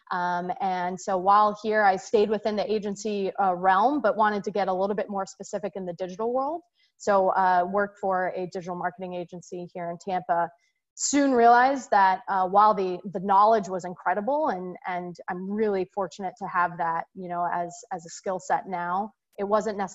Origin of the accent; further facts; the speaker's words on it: Singapore; I'm actually born and raised in Singapore. Um, so I grew up um, overseas, and my parents are uh, originally from the Chicagoland area.